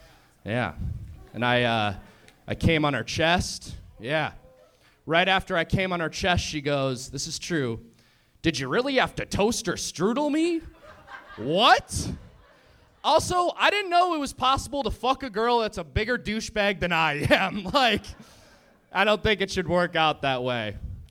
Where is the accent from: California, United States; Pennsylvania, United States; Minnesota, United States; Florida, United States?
Minnesota, United States; I'm from Minnesota.